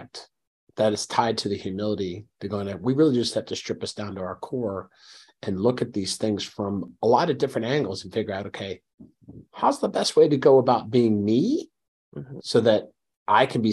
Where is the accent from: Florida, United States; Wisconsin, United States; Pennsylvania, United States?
Pennsylvania, United States; Philadelphia; the communities that I grew up in the Philadelphia